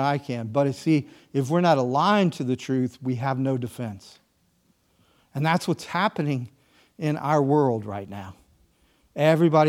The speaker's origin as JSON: {"language": "English", "region": "the South", "country": "United States", "said": "I'm a Southerner"}